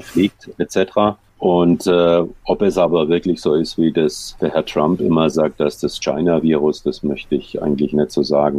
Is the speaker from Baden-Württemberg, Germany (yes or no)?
yes; Heilbronn, Baden-Württemberg, Germany; moved away; also born or lived in Wiesbaden; in meiner Heimatstadt in Heilbronn